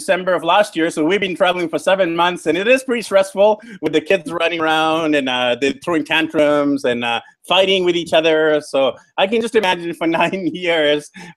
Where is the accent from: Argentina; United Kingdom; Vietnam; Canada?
Canada; Vancouver, British Columbia; I'm from Vancouver, BC, Canada originally